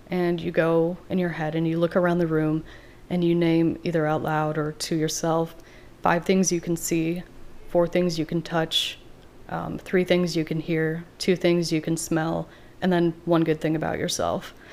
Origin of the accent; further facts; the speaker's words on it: Iowa, United States; moved away as an adult; also born or lived in Wisconsin / Madison, Wisconsin; now in Baltimore, United States; Um, I'm from Iowa